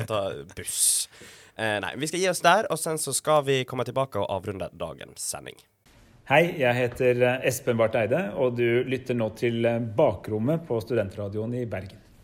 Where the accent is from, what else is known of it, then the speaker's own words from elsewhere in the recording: Sweden; now in Norway; jeg er jo svensk og var hjemme i julen